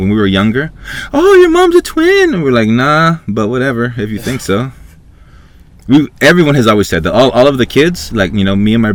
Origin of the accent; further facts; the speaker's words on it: Honduras; moved away; I was born in Honduras, third world country, back in 83.